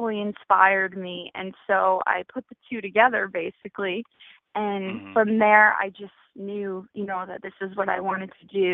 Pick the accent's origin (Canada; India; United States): United States; New Jersey; moved away; I'm from Jersey originally